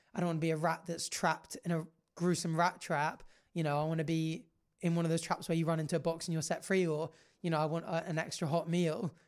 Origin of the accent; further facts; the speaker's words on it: Jersey; obviously we grew up in Jersey